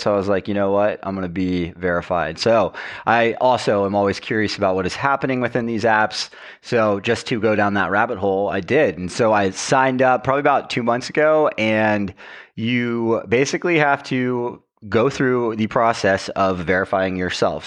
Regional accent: Roanoke, Virginia, United States; moved away; also born or lived in Charleston, South Carolina, United States; Cave Spring, Virginia, which is a little area within my hometown

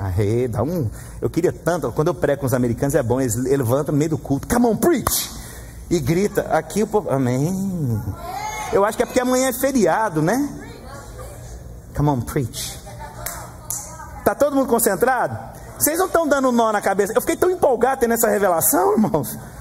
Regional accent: Goiás, Brazil; No Brasil, no Goiás, eu sou de Goiás

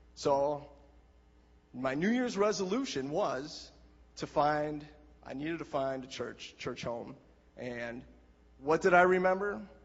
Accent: Ripon, Wisconsin, United States; that is my hometown where I was born and raised

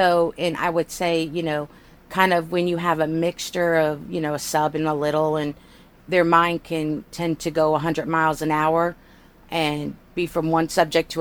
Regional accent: United States; I'm an American

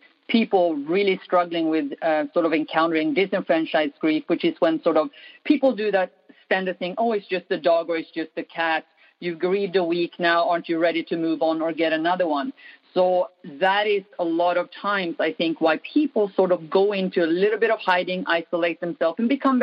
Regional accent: Sweden; moved away; I grew up in Sweden, right by the Arctic Circle. Cold, dark

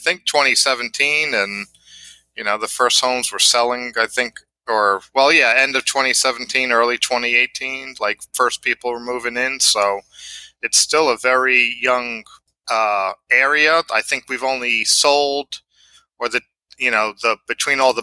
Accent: New York City, New York, United States; moved away as an adult; also born or lived in Naples, Florida; now in Babcock Ranch, United States; I'm born and raised in Queens, New York City, and I basically lived there all my life until the end of 2018

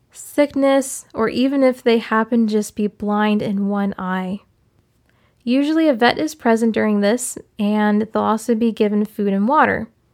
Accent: Maryland, United States; growing up in Maryland

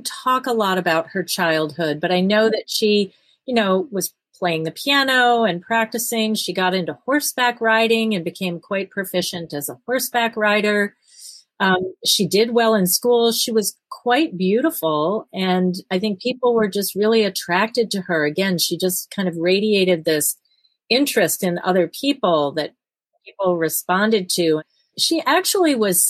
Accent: East Coast, United States; moved away as an adult; also born or lived in New York; now in Fargo, United States; I grew up on the East Coast

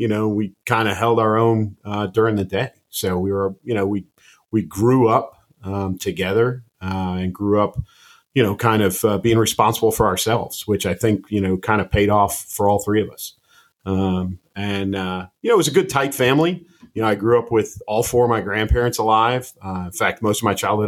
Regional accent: outside of Chicago, Illinois, United States; I grew up outside of Chicago, grew up in a very blue-collar family

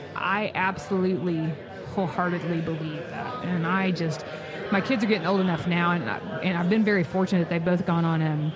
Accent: United States; I was born in America. My parents got me through school. I've raised my kids here.

